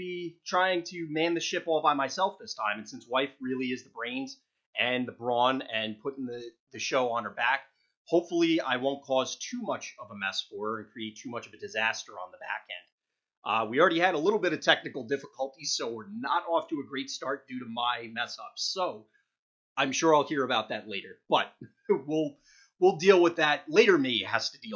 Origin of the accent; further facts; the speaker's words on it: New Jersey, United States; moved away; I'm originally from Jersey